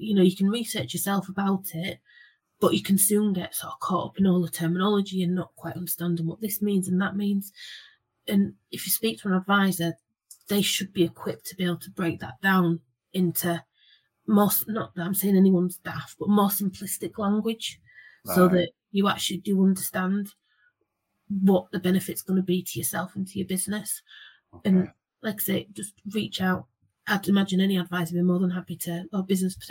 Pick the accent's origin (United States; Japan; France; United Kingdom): United Kingdom; Geordie, North East England; accent: Geordie; now in Yorkshire, United Kingdom; being a Geordie living in Yorkshire